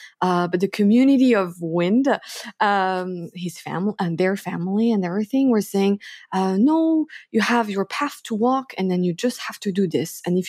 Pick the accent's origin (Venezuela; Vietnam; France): France; So I was born in France. And then, yeah, I grew up there like pretty much my whole life. But I also lived in different countries because my parents were moving around a lot.